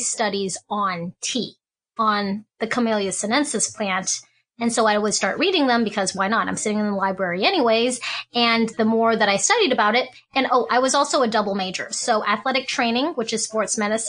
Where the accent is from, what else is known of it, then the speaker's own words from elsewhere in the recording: Hong Kong; moved away; I was born in Hong Kong and my father is from China. My mom's from Hong Kong